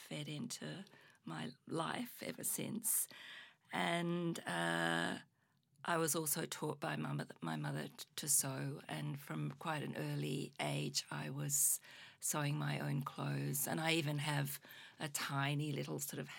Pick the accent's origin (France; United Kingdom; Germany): United Kingdom; Oxford, South East England; now in Australia; I grew up in Oxford in England. I was born in Oxford in the UK.